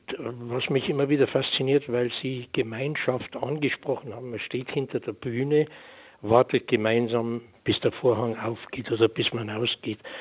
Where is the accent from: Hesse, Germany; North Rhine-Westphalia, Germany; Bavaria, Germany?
Bavaria, Germany; also born or lived in near Munich / Oberammergau; bei uns in Bayern